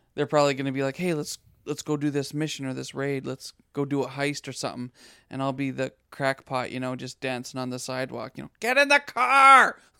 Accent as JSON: {"language": "English", "town": "Saskatoon", "region": "Saskatchewan", "country": "Canada", "tie": "born or raised there", "also_born_or_lived": "Abbotsford / Nelson, British Columbia", "moved": "yes", "said": "I was brought up in Saskatchewan."}